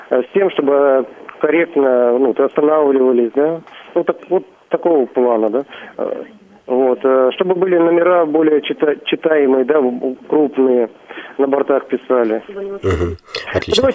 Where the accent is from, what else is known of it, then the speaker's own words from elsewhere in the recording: Belarus; now in Kursk, Russia; я из Беларуси, учусь в Курске.